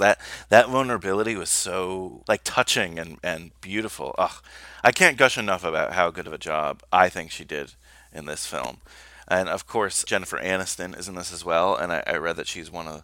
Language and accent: English; New Jersey, United States; where I grew up in New Jersey